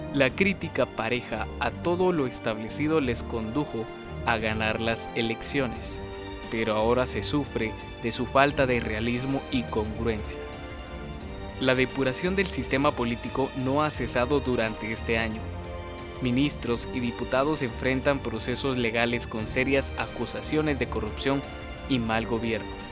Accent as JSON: {"language": "Spanish", "country": "Guatemala", "said": "Como ciudadanos guatemaltecos"}